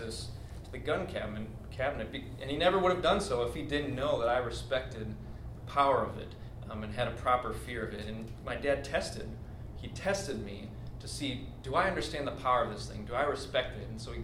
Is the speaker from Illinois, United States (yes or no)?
no; Wisconsin, United States; I grew up in Wisconsin, out in the country